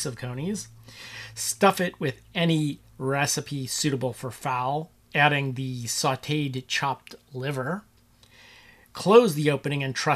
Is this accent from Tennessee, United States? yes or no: no; Cincinnati, Ohio, United States; where I grew up in Cincinnati, Ohio